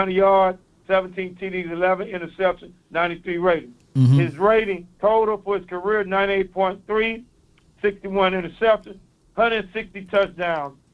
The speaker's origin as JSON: {"language": "English", "town": "East St. Louis", "region": "Illinois", "country": "United States", "said": "I'm from East St. Louis. I got a little accent."}